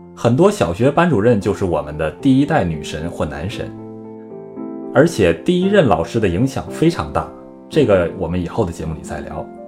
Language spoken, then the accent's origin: Chinese; Northeast China, China; 小时候，在东北啊